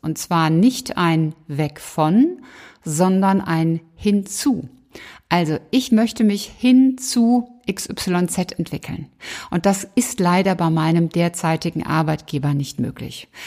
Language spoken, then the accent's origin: German; Cologne, North Rhine-Westphalia, Germany; in Köln, in meiner Heimat